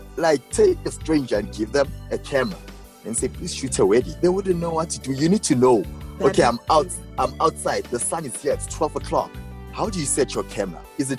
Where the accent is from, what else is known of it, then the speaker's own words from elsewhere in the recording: Johannesburg, Gauteng, South Africa; I'm from Winchester Hills, south of Joburg